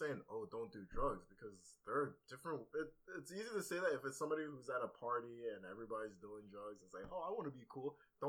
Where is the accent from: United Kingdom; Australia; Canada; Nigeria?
Nigeria; I'm Nigerian, so it's kind of like, it's like all the same thing, kind of.